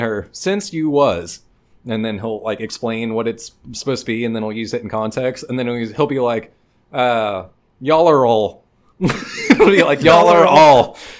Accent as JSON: {"language": "English", "region": "Texas", "country": "United States", "accent": "Texas", "said": "there was people tripping the fuck out about my Texas accent. And I was like, you have no fucking idea, bro. Like, I'm at the low end of the scale on Texas accent."}